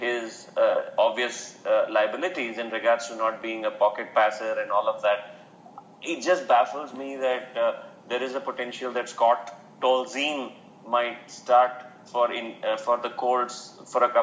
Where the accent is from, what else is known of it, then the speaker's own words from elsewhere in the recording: India; we grew up in India